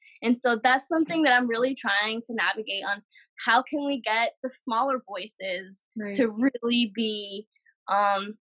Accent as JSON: {"language": "English", "town": "New York City", "region": "New York", "country": "United States", "tie": "born or raised there", "also_born_or_lived": "Lebanon", "said": "born and raised in New York City"}